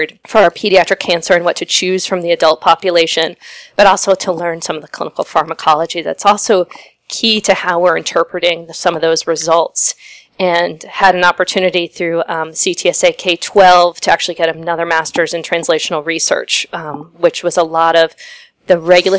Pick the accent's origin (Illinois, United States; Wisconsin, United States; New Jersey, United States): New Jersey, United States; Princeton; moved away as an adult; also born or lived in Stanford, California / Philadelphia, Pennsylvania / San Francisco, California; now in Cleveland, United States; I grew up in Princeton, New Jersey